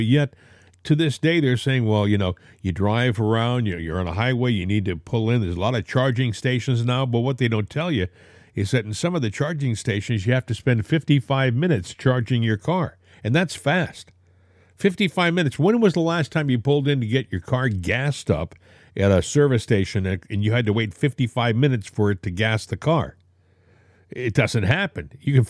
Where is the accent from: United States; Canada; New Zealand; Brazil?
United States; Northeast; I grew up in the Northeast.